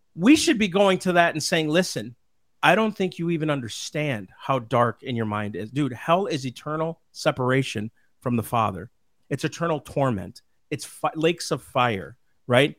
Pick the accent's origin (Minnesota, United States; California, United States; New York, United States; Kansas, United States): Minnesota, United States; moved away; we're from Minnesota originally